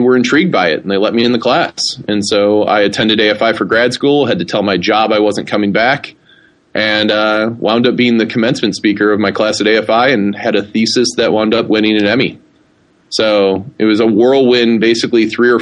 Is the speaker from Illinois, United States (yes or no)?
yes; Joliet, Illinois, United States; moved away as an adult; also born or lived in Bloomington, Illinois / Silicon Valley; now in Los Angeles, United States; I grew up outside of Chicago in a, infamous prison town of Joliet, Illinois